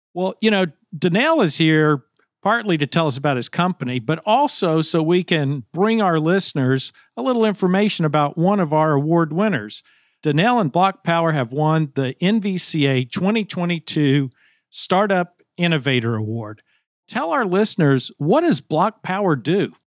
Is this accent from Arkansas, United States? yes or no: yes; Arkansas, United States; I come from Arkansas. We're a predominantly agriculture state.